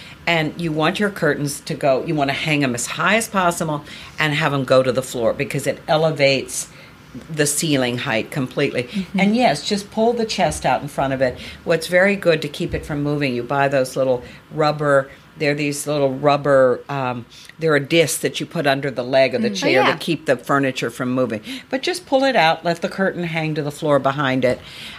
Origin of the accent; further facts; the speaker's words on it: Virginia, United States; Well, Virginia, so I grew up in Virginia. Virginia is red clay.